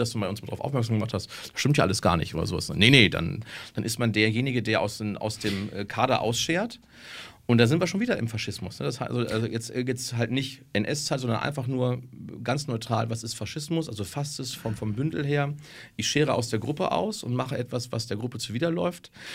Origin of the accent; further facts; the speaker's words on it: Germany; als Deutscher